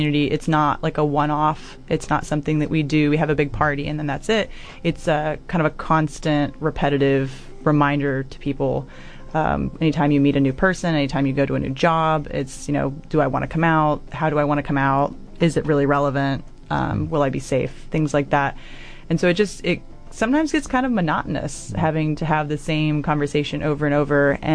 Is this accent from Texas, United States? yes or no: yes; Texas, United States; moved away as an adult; now in Dunedin, New Zealand; back in Texas, where I'm from, both in my hometown and where I went to undergrad